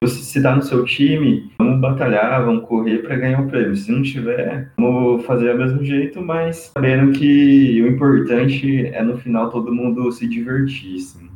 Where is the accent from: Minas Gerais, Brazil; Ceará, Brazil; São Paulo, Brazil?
São Paulo, Brazil; São José do Rio Preto; also born or lived in Bauru; eu sou natural de São José do Rio Preto, São Paulo